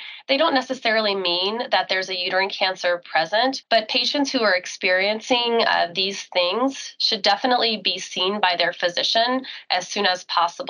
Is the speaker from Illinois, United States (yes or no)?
no; Louisiana, United States; moved away as an adult; also born or lived in Dallas, Texas / Houston, Texas; now in Colorado, United States; I am currently practicing in Northern Colorado. I am originally from Louisiana and did my residency at UT Southwestern Parkland Hospital in Dallas, Texas. I did my fellowship at MD Anderson Cancer Center in Houston, Texas. I originally was practicing in Louisiana for about 7 years